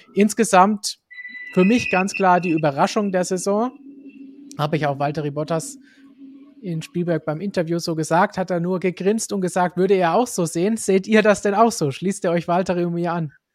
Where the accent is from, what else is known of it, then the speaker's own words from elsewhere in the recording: Germany; bei uns in Deutschland und Umgebung